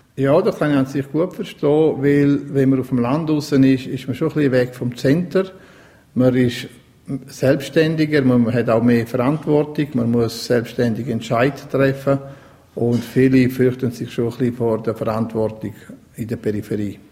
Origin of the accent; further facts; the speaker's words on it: Graubünden, Switzerland; Ich bin auch in der Region aufgewachsen, in Coralia